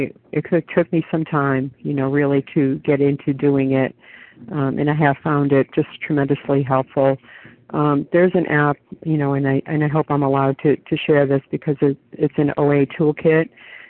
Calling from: New Hampshire, United States; compulsive overeater, recovered for today. I'm calling in from New Hampshire this morning.

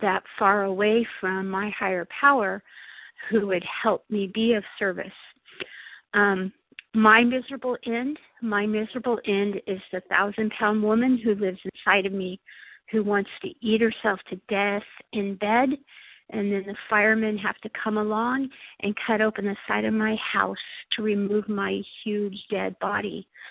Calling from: Imperial Beach, California, United States; I'm from Imperial Beach, California, but calling from a very cold and snowy Buffalo, New York.

